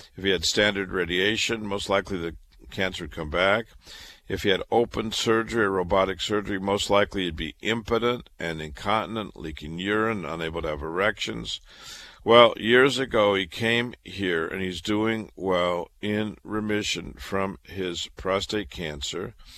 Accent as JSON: {"language": "English", "town": "Waterloo", "region": "Iowa", "country": "United States", "tie": "born or raised there", "also_born_or_lived": "Chicago / Boston", "moved": "as an adult", "lives_now": "New York, United States", "said": "I was born and raised in Waterloo, Iowa"}